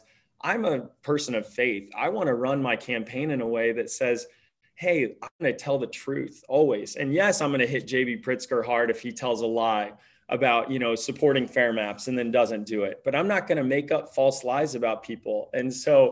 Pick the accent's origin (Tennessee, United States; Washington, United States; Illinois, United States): Illinois, United States; Petersburg; moved away as an adult; I came back right after Stanford Business School to live in my hometown of Petersburg, Illinois, 6 years ago.